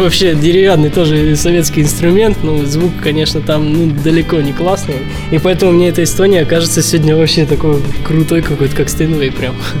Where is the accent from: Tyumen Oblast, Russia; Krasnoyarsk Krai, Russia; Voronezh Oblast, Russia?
Krasnoyarsk Krai, Russia; Krasnoyarsk; я, в общем, родом из Красноярска